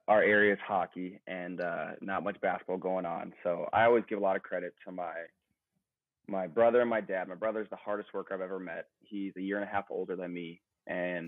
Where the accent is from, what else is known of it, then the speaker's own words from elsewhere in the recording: Duluth, Minnesota, United States; moved away as an adult; now in Charlotte, United States; I'm originally from Duluth, Minnesota, about 3 hours north of Minneapolis.